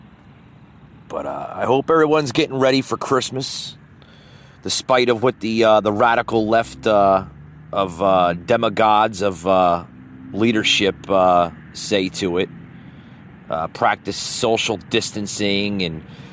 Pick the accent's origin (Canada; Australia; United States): United States